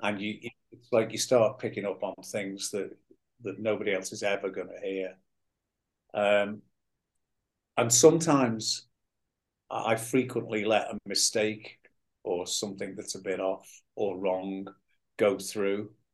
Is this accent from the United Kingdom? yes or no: yes; Liverpool, North West England, United Kingdom; born or raised there